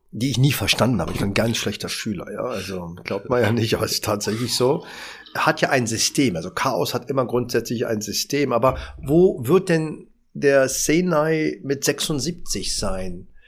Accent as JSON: {"language": "German", "region": "Berlin", "country": "Germany", "said": "ich bin Berliner, habe in der Berliner Auswahl gespielt, habe in der dritten Liga gespielt"}